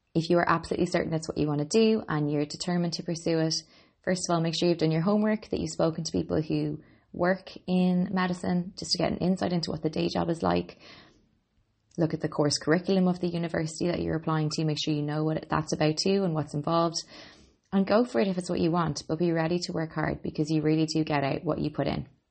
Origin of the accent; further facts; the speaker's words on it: Ireland; I'm an Irish girl